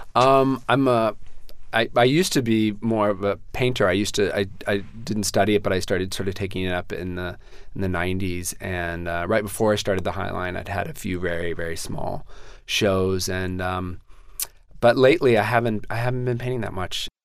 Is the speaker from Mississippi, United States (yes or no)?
no; San Antonio, Texas, United States; moved away as an adult; now in New York City, United States; my hometown